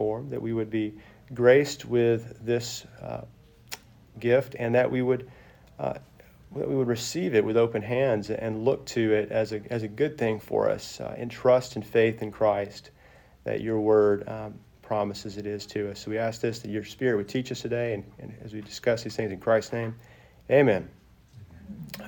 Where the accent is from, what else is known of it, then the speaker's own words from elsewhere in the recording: Arkansas, United States; moved away as an adult; also born or lived in Texas; now in Tennessee, United States; I'm going from Arkansas to Tennessee with no intentions of ever coming back to Arkansas